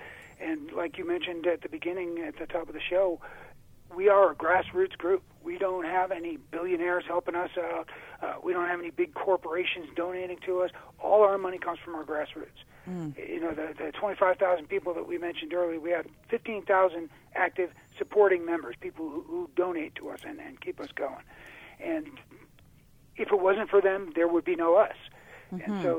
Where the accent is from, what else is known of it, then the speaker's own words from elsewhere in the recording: New York, United States; moved away; I came from New York, as you know, and I've lived here for 24 years now.